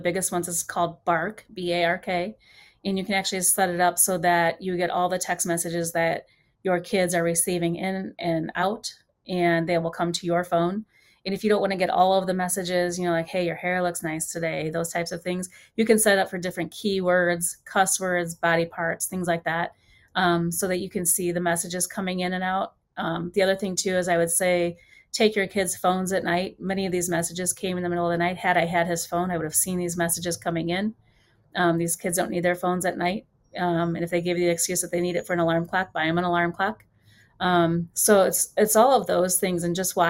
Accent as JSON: {"language": "English", "town": "Highland", "region": "Indiana", "country": "United States", "tie": "born or raised there", "said": "Highland, Indiana, which is my hometown"}